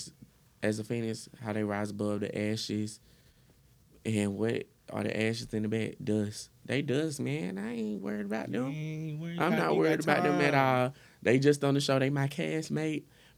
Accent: Atlanta, Georgia, United States; accent: Atlanta; I'm from Atlanta.

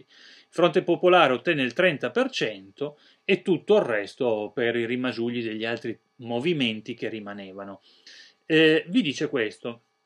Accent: Italy; noi italiani

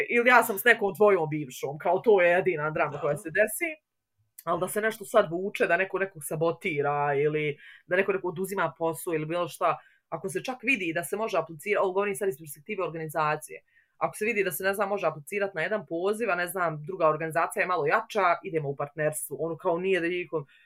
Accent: Bosnia & Herzegovina; also born or lived in Tuzla; ako dolazim iz Bosne i Hercegovine

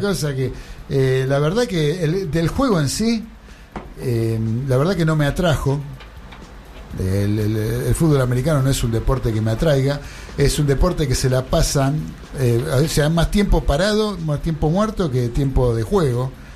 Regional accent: Argentina

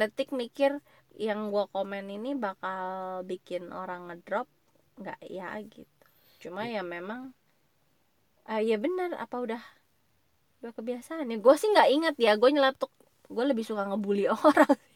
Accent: Indonesia

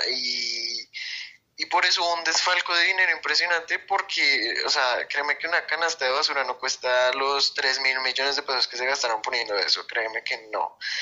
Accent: Bogotá, Colombia; Soy de la ciudad de Bogotá, Colombia

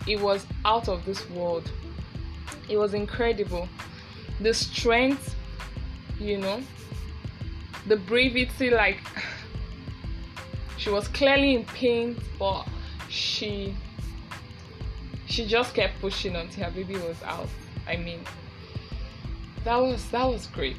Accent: Nigeria; Being a Nigerian woman

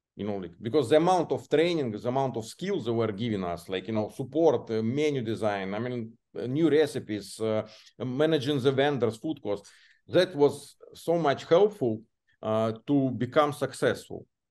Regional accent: Belarus; English is a second language; moved away as an adult; now in United States; my home country, Belarus

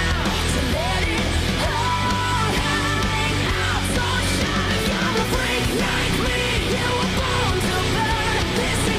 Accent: Detroit, Michigan, United States; I'm from Detroit

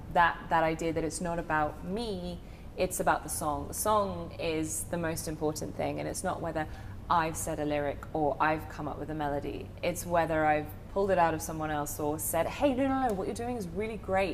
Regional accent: United Kingdom; accent: British; moved away as an adult; now in Nashville, United States; my southern drawl is hard to distinguish between my British accent.

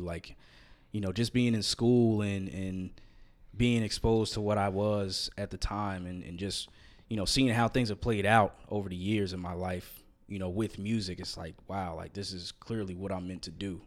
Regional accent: outside of New York, United States; moved away; I grew up outside of New York, about 20 minutes away

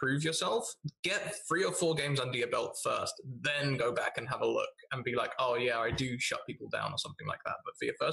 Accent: United Kingdom; I am British

